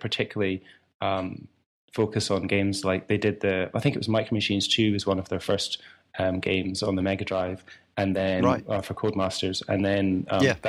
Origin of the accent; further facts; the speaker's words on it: Scotland, United Kingdom; accent: a little bit Scottish; also born or lived in Leamington Spa, England; my accent's obviously a little bit Scottish